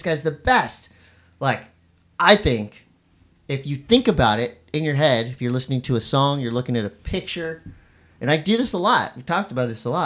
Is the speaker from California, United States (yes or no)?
yes; Encinitas, California, United States; my hometown of Encinitas, California